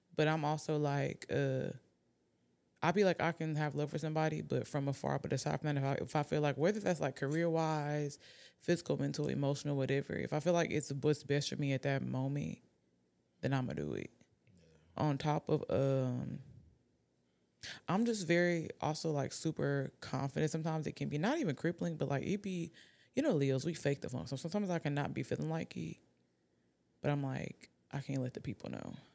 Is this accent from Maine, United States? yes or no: no; Atlanta, Georgia, United States; I'm from Atlanta.